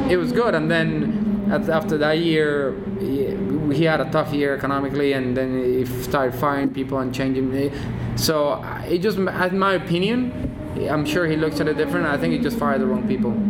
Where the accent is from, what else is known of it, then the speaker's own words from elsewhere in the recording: England, United Kingdom; I grew up in England, so I knew so like when you could start racing in Europe, you get to Silverstone. That's like my home race